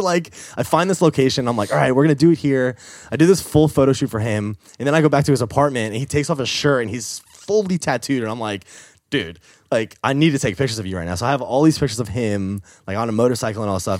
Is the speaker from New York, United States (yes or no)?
yes; New York, United States; moved away as an adult; also born or lived in Boston; that's when I moved from New York to Boston